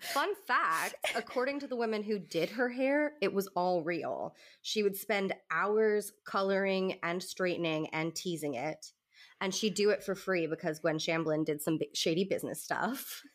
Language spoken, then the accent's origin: English; the South, United States; I'm from the South, and I'm used to church ladies having big hair